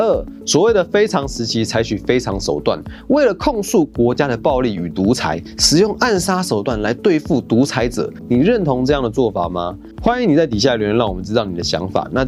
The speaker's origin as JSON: {"language": "Chinese", "country": "Taiwan", "said": "我们台湾人常讲，凡事都有因果，这句话可以理解成每件事情都有因有果。"}